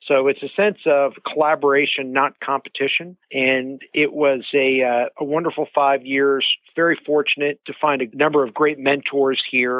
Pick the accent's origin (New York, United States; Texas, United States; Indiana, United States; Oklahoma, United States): New York, United States; Rockland County; I grew up in Rockland County, a suburb outside New York City